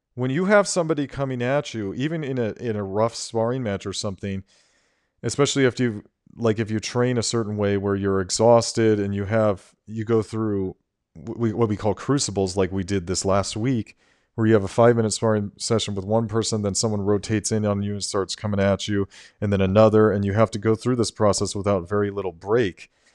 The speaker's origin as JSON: {"language": "English", "country": "United States", "said": "I am an American citizen"}